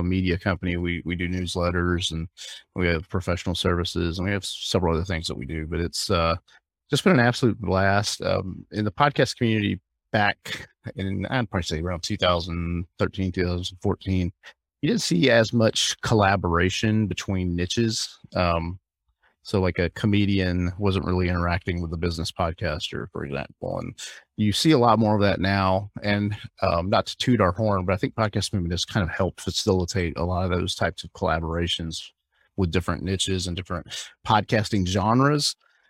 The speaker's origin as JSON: {"language": "English", "region": "Alabama", "country": "United States", "also_born_or_lived": "Hawaii", "lives_now": "South Florida, United States", "said": "I live in South Florida, but I'm originally from Alabama, but I've kind of moved around."}